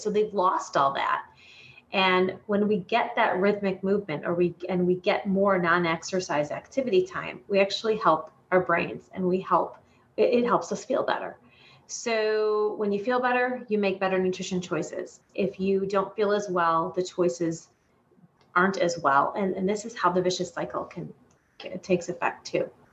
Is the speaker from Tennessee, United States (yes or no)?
no; Michigan, United States; moved away as an adult; now in Chicago, United States; I grew up in Michigan